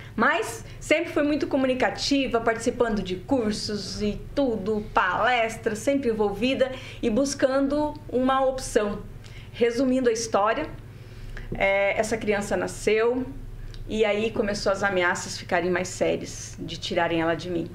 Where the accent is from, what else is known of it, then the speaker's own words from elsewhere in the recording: interior of Paraná, Brazil; also born or lived in Santa Catarina; eu fui adotada, né, por uma família de agricultores é, do interior do Paraná. Eu nasci em Santa Catarina